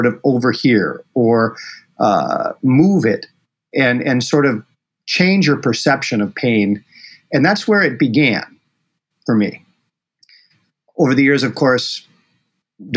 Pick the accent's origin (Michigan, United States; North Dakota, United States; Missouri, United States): North Dakota, United States; Bismarck; also born or lived in Rochester, Minnesota; I was brought there from Bismarck, North Dakota.